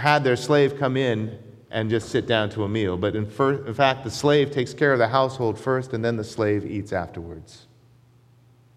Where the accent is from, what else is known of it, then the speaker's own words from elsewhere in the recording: United States; though I was born in America, my ancestry comes from another land. It comes from the United Kingdom, from Scotland